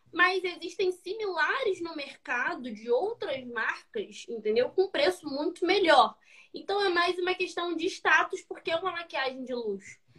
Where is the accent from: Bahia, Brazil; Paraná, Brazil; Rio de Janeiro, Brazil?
Rio de Janeiro, Brazil; Eu sou carioca da Serra